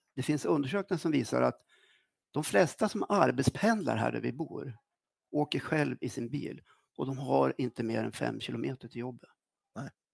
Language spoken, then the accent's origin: Swedish; Östersund, Jämtland, Sweden; also born or lived in Norrbotten; jag var ja. sju år när jag kom till Östersund